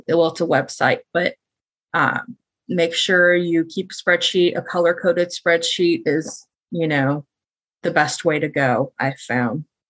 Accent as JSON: {"language": "English", "region": "Midwest", "country": "United States", "tie": "born or raised there", "said": "I am born and raised in the Midwest."}